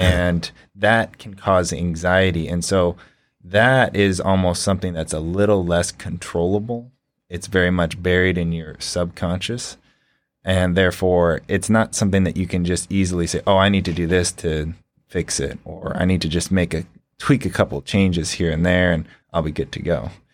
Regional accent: California, Washington, West Coast, United States; moved away as an adult; now in Ohio, United States; I hail from the East Coast, or West Coast, uh, California, in Washington. I moved out here to Ohio about three years ago

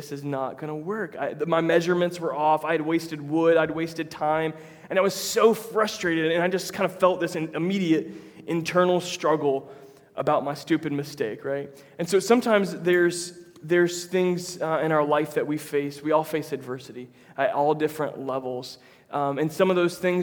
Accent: Tampa, Florida, United States; now in Jacksonville, United States; I'm from Tampa originally.

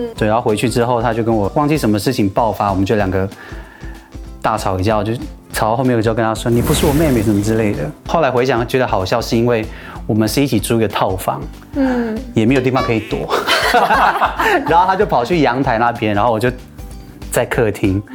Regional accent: Alishan, Chiayi County, Taiwan; 我来自阿里山的周竹

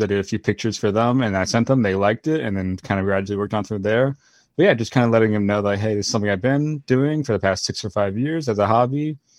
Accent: Florida, United States; I grew up in Florida my whole life

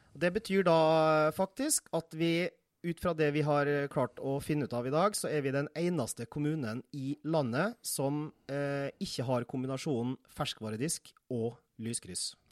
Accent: Nordmøre, Møre og Romsdal, Norway; now in Tårnåsen, Norway; Jeg er nordmøring bosatt på Tårnåsen siden 2007

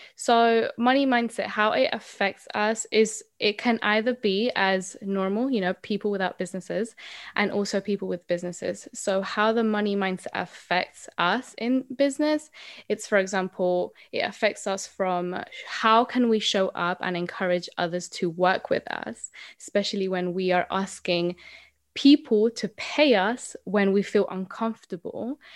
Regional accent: Colombia; now in United Kingdom; So I am originally from Colombia, um, but I have been living here in the U K for a very long time

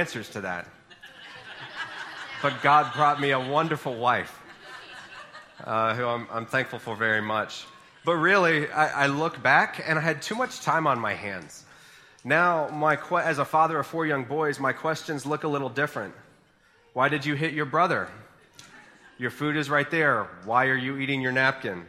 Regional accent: Boone, North Carolina, United States; I grew up in Boone, and I ended up staying in Boone for college, and went to Appalachian State

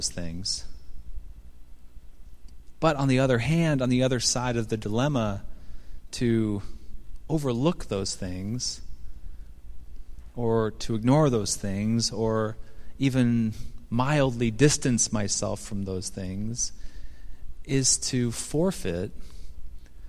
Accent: Seattle, Washington, United States; moved away as an adult; now in Chicago, United States; my hometown of Seattle

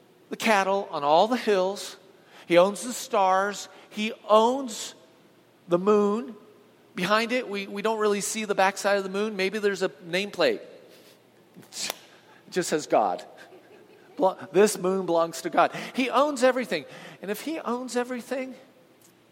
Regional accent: Southern California, United States; I grew up in Southern California

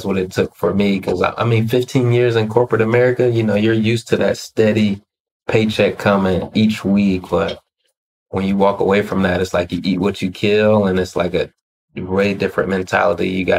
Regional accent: Ohio, United States; moved away; I'm originally from Ohio

